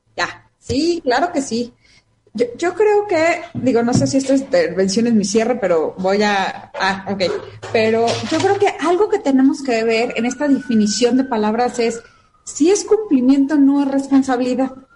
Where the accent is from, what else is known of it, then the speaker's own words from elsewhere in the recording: Mexico; como mujer mexicana